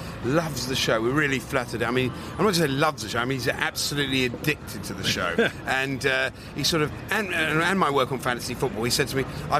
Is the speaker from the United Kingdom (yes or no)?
yes; England, United Kingdom; we're stoic and we're British and English